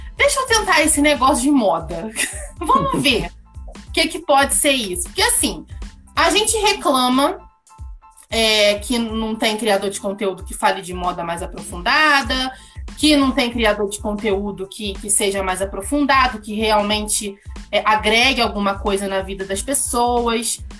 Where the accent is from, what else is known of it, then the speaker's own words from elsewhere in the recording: Rio de Janeiro, Brazil; now in Petrópolis, Brazil; Eu sou carioca, ariana, sou mercadóloga